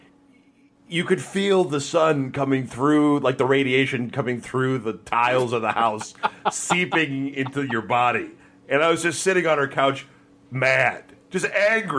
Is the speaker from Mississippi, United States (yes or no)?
no; Cleveland, Ohio, United States; I'm from Cleveland